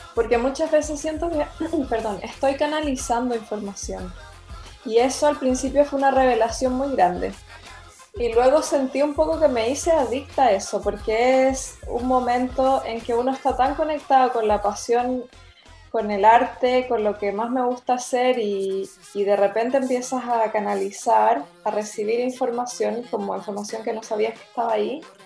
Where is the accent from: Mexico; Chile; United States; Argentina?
Chile; Santiago; moved away as an adult; also born or lived in Viña del Mar, Chile / Spain / Byron Bay area, Australia; now in Mullumbimby, Australia; yo nací en Santiago y me crié prácticamente entre Santiago y Viña.